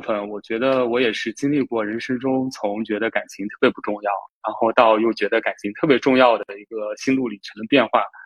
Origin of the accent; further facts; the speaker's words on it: Jiangsu, China; 我来自江苏，然后现在就职于一个政策型银行的公司信贷部